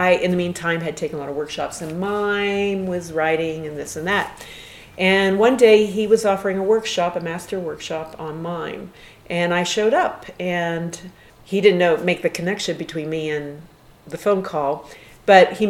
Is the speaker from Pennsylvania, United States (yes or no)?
yes; Western Pennsylvania, United States; I was born and raised in Western Pennsylvania, and I came from a small town